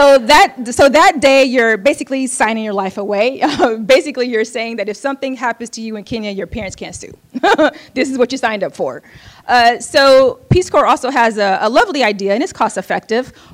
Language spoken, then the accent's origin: English; United States; also born or lived in Oakland, California